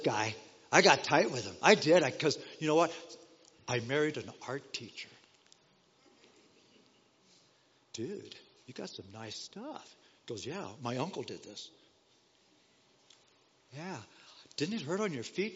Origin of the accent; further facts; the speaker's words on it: Denver, Colorado, United States; also born or lived in Los Angeles, California; Growing up in Denver, Colorado